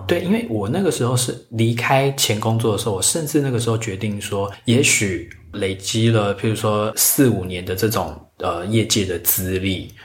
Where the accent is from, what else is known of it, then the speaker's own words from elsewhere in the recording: Taiwan; 我们台湾人